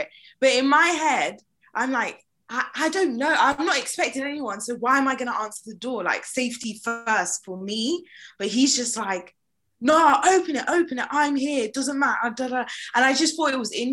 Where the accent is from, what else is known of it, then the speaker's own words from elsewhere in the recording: London, United Kingdom; I am a Londoner and this is my city